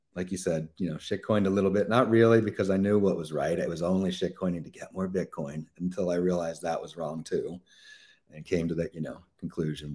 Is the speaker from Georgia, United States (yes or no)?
no; Pennsylvania, United States; Pennsylvania, which is my home state